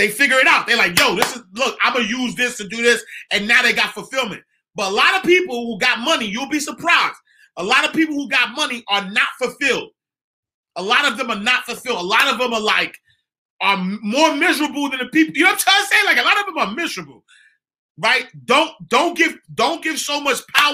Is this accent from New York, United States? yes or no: yes; New York City, New York, United States; I'm from 129th Street and 8th Avenue. I'm from the St. Nicholas Project.